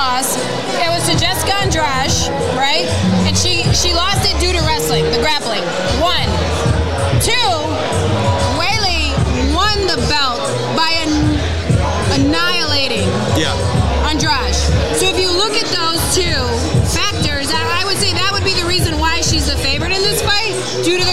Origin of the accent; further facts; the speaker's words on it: Chicago, Illinois, United States; I'm from Chicago